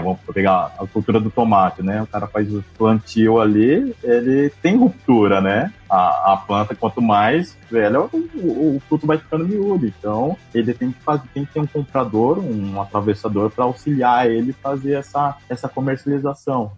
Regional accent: Umuarama, Paraná, Brazil; also born or lived in Curitiba; Eu sou de Umuarama, do Paraná

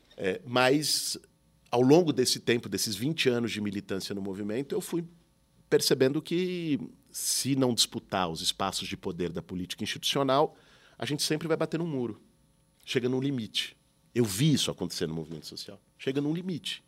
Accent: São Paulo, Brazil; Quando eu nasci, meus pais moravam em Pinheiros, numa travessa da Teodoro Sampaio. Depois, quando eu tinha já uns 10, 11 anos, foram para Perdizes

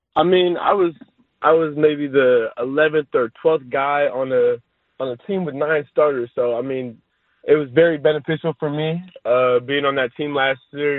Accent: California, United States; I was born in California. I was raised in California, and I've only lived in California. So I think I could easily call myself a Cali kid

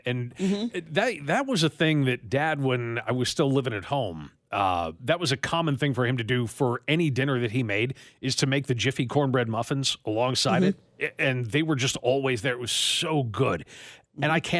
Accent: Nigeria; But the way this is worded, as a Nigerian, one would expect my favorite food to be, I don't know, rice or swallow or whatever.

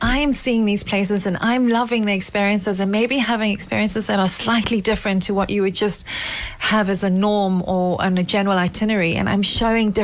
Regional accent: South Africa; also born or lived in Wellington, South Africa; I'm South African. I live in Wellington outside Cape Town

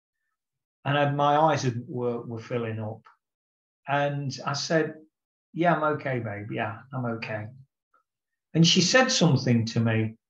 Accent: England, United Kingdom; I'm not an Irishman, I'm an Englishman

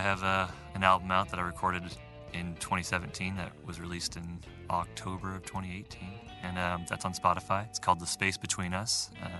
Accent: Nebraska, United States; I'm from the Bible Belt, and I think my music kind of has that influence, at least, or coming from a Catholic upbringing.

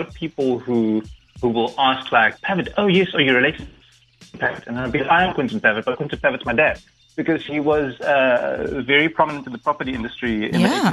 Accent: Cape Town, Western Cape, South Africa; I'm originally from Cape Town

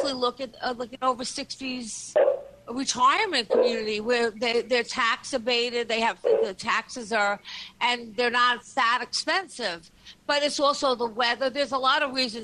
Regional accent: Syosset, New York, United States; I'm from Syosset

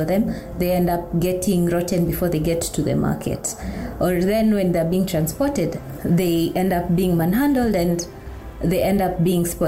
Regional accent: Kikuyu community, Mount Kenya region, Kenya; I come from the Kikuyu community in Mount Kenya region.

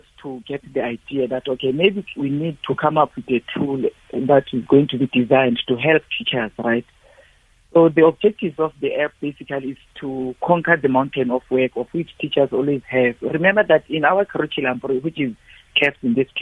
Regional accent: Eastern Cape, South Africa; I'm coming from the Eastern Cape in deep rural areas there

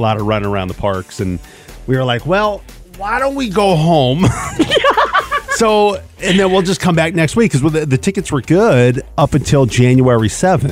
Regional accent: Seattle, Washington, United States; there's a couple of houses I grew up in in Seattle

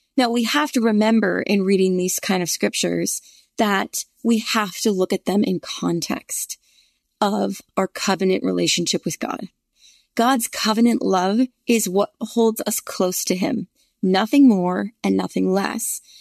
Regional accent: the North, United States; now in Virginia, United States; I grew up in the North

